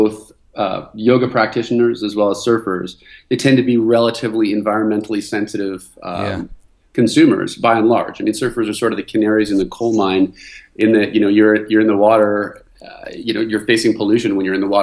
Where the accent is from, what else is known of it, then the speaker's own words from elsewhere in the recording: Vancouver, British Columbia, Canada; moved away as an adult; now in California, United States; I was originally from Vancouver, Canada